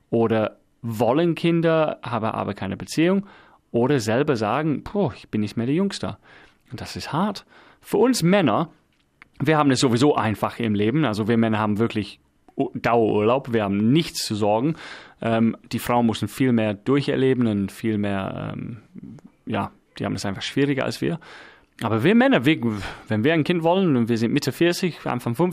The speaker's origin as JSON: {"language": "German", "region": "England", "country": "United Kingdom", "said": "Ich bin Engländer."}